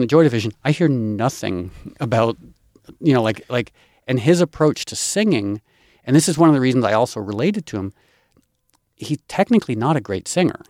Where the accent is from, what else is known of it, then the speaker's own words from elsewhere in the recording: Darien, Connecticut, United States; I grew up in Connecticut, and I grew up poor white trash on food stamps and welfare in arguably one of the wealthiest towns in the United States, Darien, Connecticut